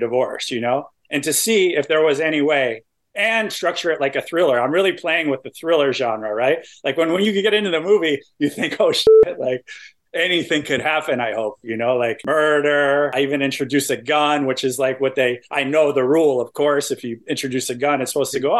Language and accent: English; East Coast, United States; I'm from the East Coast, so I appreciate that reference. Like my town is like known for lobster.